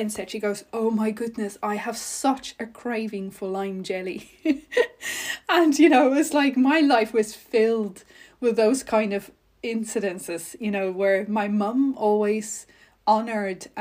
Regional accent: North West, South Africa; I was raised in South Africa, an only child in a very ordinary household. And I spent most of my growing up years in the Northwest Province

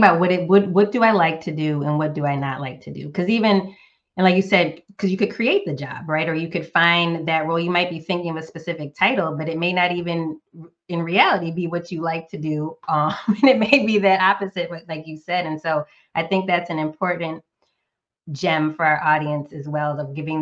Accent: Northeast United States, United States; now in Southern United States; I'm a current Southerner, but I was born and raised in the Northeast United States

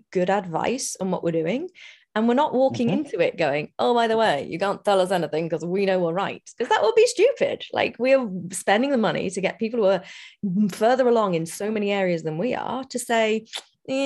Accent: United Kingdom; I'm British

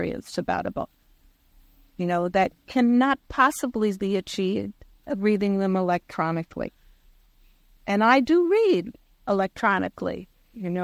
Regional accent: New York City, New York, United States; also born or lived in Long Island; I was raised in New York City, and when we moved out of New York City to Long Island

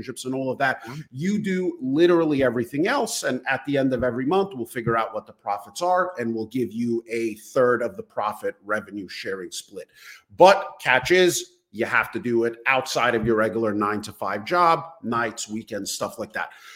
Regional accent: New York City, New York, United States; born and raised in Brooklyn, New York

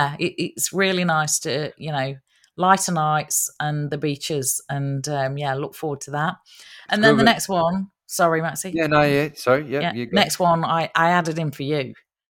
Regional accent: Nottingham, East Midlands, United Kingdom; accent: Nottingham; I've got to go back and, you know, refresh my accent again, because I'm sounding so Aussie. I got to go back and, you know, get it. Nottingham.

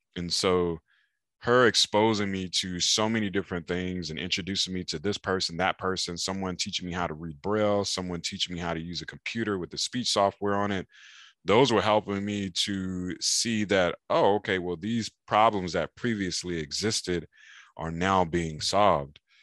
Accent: Raleigh, North Carolina, United States; now in San Diego, United States; I'm from Raleigh, North Carolina. and as a kid in Raleigh, I was playing video games, riding bicycles

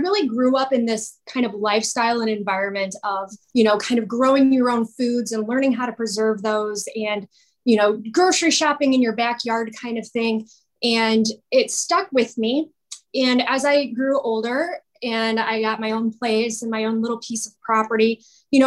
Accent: Northwest Indiana, United States; I grew up just outside of Chicago, actually, about 30 minutes outside of Chicago in Indiana, in Northwest Indiana

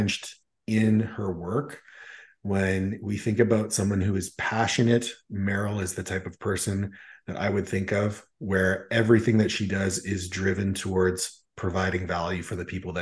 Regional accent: Canada; being Canadian

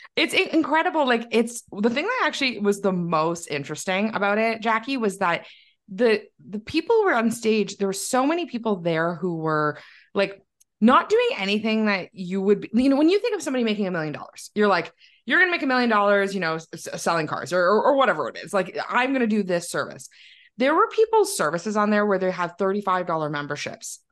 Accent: Milton, Ontario, Canada; now in Waterloo, Canada; I grew up just outside of Toronto in Milton, um, and then now I live in Waterloo where I went to university and I've never left.

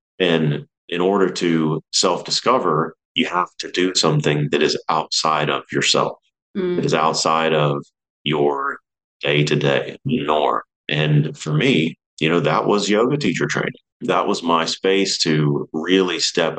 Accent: New Kensington, Pennsylvania, United States; moved away; So I'm originally from Pittsburgh, Pennsylvania. I'm born and raised there, a smallish town called New Kensington.

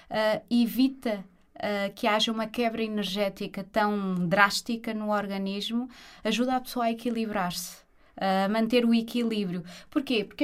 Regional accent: Portugal; porque eu sou da aldeia. sou da Mares. Uhum. Um conselho pertíssimo do Jerez.

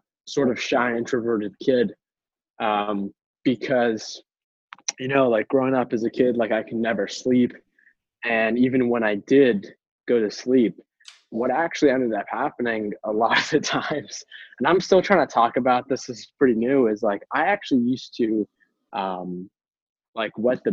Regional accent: Boston, Massachusetts, United States; I am born and raised in Boston, Massachusetts, on the East Coast of the United States

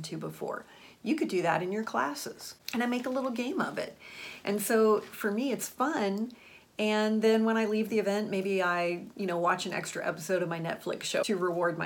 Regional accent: Florida, United States; I went to high school in Florida

